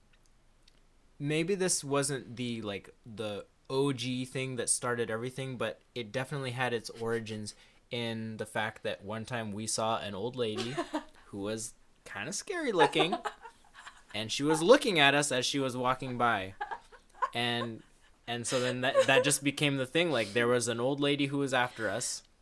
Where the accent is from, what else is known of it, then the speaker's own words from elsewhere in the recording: Texas, United States; we grew up in Texas and it's hot there.